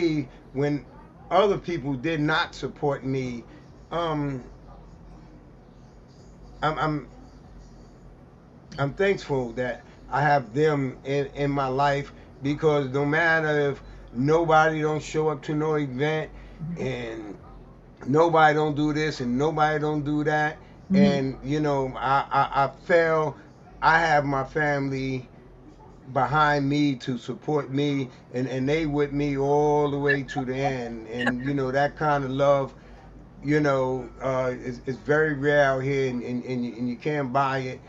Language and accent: English; New York City, New York, United States; growing up in the East New York section of Brooklyn